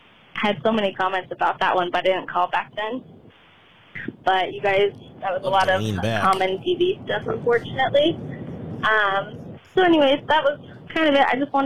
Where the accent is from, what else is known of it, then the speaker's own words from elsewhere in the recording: Reno, Nevada, United States; also born or lived in Arizona; I'm going from Salt Lake back to Reno. That's where I'm from. But I started listening to you when I was driving to Arizona, where I'm from, on my 13-hour drive.